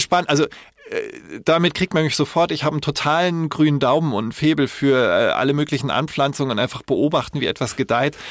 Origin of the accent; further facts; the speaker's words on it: Koblenz, Rhineland-Palatinate, Germany; ich bin ja in Koblenz da aufgewachsen